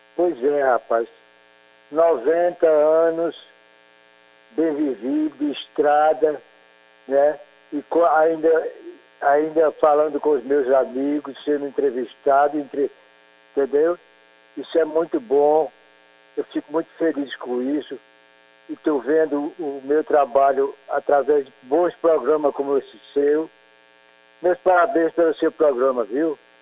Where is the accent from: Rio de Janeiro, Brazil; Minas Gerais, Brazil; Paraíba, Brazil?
Paraíba, Brazil; Campina Grande; also born or lived in Queimadas, Paraíba; eu nasci em Queimada, mas me criei mesmo em Campina Grande